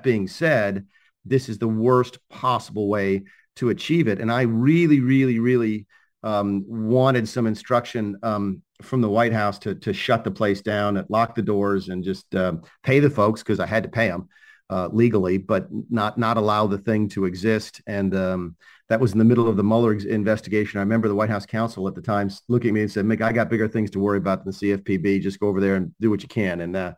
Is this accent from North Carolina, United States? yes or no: yes; Charlotte, North Carolina, United States; I'm from the Carolinas, and the Krispy Kreme is down at Dunkin' Donuts. I don't know where they're from, but I grew up on Krispy Kreme donuts. My son lives in Charlotte, North Carolina now, which is my hometown.